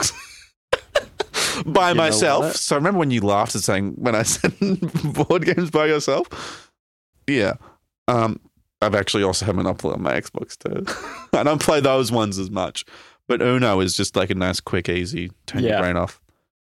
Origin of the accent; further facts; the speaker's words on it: Melbourne, Victoria, Australia; We're from Melbourne.